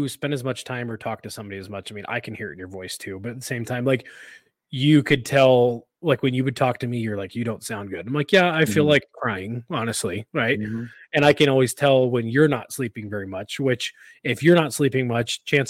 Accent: Louisiana, United States; like I'm from Louisiana.

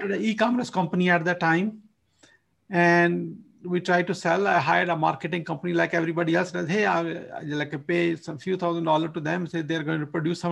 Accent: Pakistan; moved away as an adult; now in United States; From my accent, you probably can figure out I'm originally from Pakistan and born in the countryside

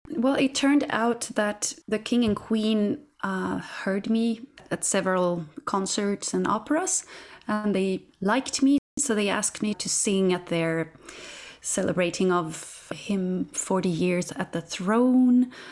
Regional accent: Katrineholm, Södermanland, Sweden; my hometown, Katrineholm, where I'm from

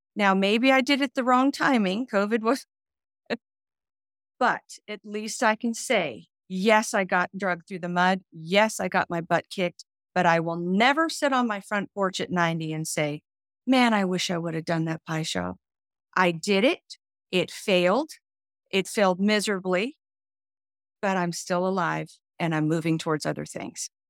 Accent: Nashville, Tennessee, United States; now in Florida, United States; I moved to Florida, but Nashville is my hometown

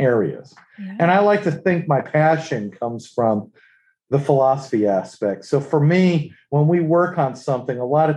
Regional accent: New England, United States; moved away as an adult; also born or lived in Worcester, Massachusetts; now in North Carolina, United States; I'm originally from New England

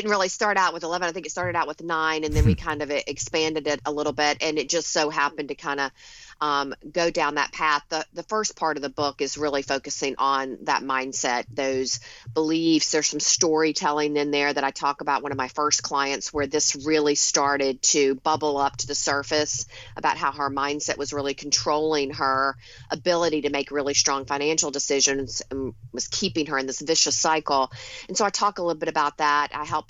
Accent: the South, United States; now in Long Island, United States; Well, a little bit about me. I grew up in the South. I live in Long Island in New York now, but go back to the South often.

